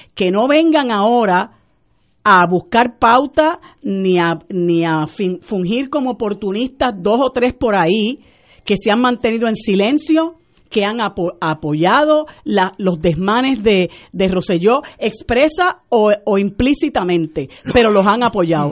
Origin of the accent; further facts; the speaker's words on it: Puerto Rico; nosotros como puertorriqueños